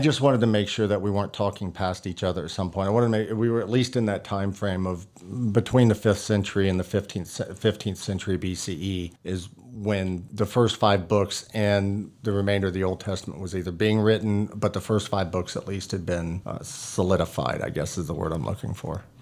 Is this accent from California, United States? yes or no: no; Texas, United States; I grew up in Texas